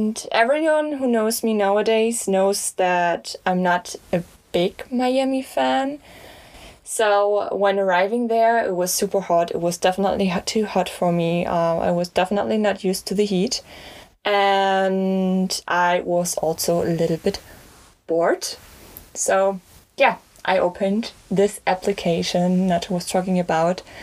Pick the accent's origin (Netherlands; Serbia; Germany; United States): Germany; I'm from Germany